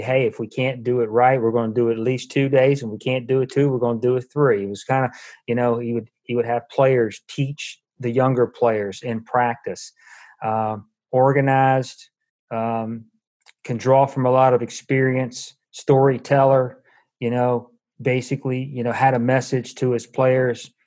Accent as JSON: {"language": "English", "town": "Charlottesville", "region": "Virginia", "country": "United States", "moved": "yes", "said": "I'm from Charlottesville"}